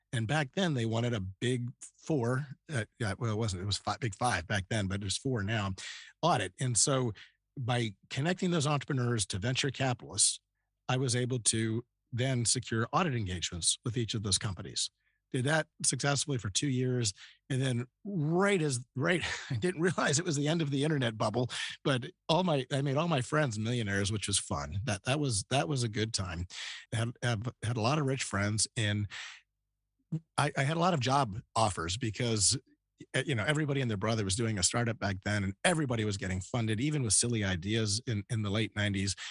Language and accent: English; Northern Virginia, United States; moved away as an adult; also born or lived in Youngstown, Ohio / Columbus, Ohio / Philadelphia suburbs / Indiana; now in Austin, United States; Northern Virginia was where I grew up from first grade on.